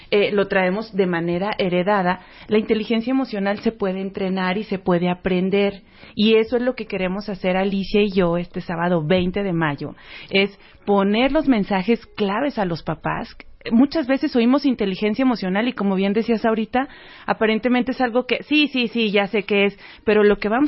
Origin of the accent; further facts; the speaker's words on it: Uruguay; Ahora resulta que a mí me gusta fumar puro, yo soy de Uruguay